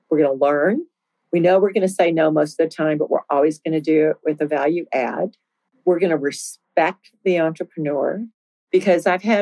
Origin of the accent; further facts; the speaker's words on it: Winston-Salem, North Carolina, United States; You know, I came from Winston-Salem, where 70% of the US population lived within 500 miles.